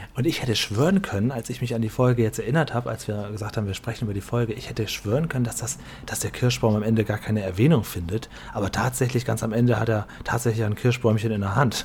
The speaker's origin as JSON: {"language": "German", "region": "Northern Germany", "country": "Germany", "tie": "born or raised there", "moved": "yes", "said": "für uns norddeutsche Landeier, ich bin ja in Norddeutschland geboren"}